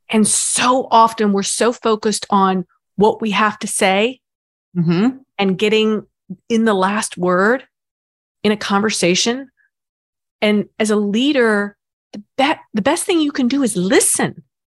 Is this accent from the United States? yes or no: yes; the South, United States; I grew up in the South